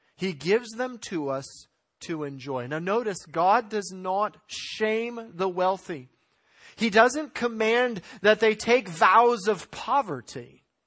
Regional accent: United States; as American Christians

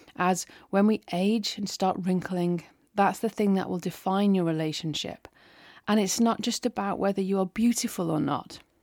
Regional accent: England, United Kingdom; I'm English

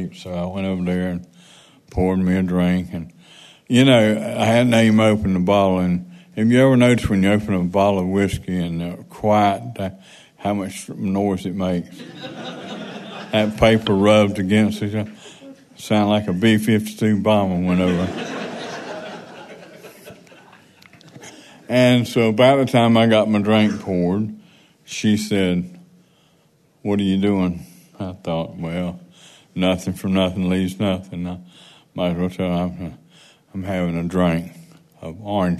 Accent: Goldsboro, North Carolina, United States; also born or lived in Greensboro; we grew up together in Goldsboro

